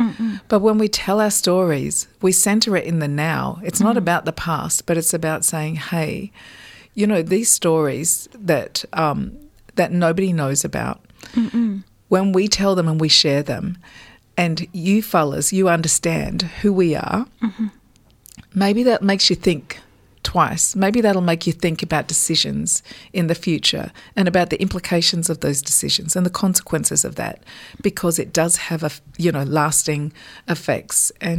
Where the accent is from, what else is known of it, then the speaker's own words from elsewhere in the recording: Port Augusta, South Australia, Australia; also born or lived in Adelaide; I was born in Adelaide and brought up in a little town called Port Augusta.